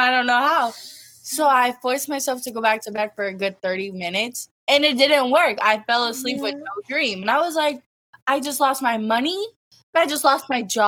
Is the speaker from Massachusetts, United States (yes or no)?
yes; Massachusetts, United States; I'm 19. I'm from Massachusetts